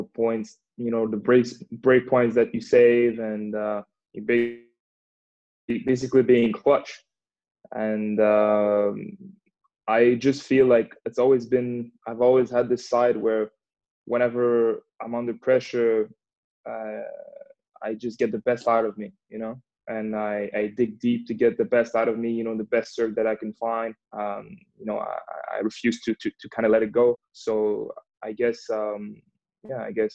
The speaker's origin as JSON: {"language": "English", "country": "Canada", "tie": "born or raised there", "also_born_or_lived": "Montreal", "said": "growing up in Canada, I mean, I always skated, played a bit of hockey with my friends"}